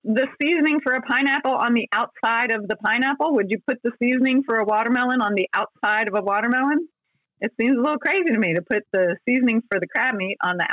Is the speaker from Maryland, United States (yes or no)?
yes; Columbia, Maryland, United States; I was coming from Columbia, Maryland, which at the time was 50,000 people